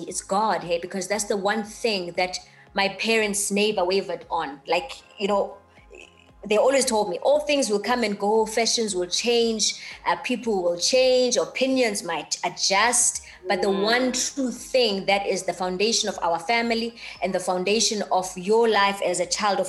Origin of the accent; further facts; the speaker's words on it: East London, Eastern Cape, South Africa; originally born and bred in the Eastern Cape, East London, in a township called Mdanzane